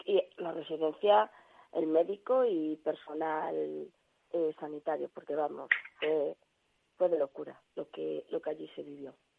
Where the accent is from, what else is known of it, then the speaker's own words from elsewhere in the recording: Galicia, Spain; aquí en mi pueblo